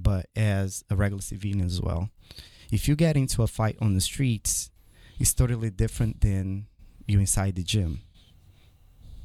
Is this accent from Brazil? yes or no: yes; Brazil; moved away; My dad is American. My mom is from Brazil. I was born in Brazil. And growing up there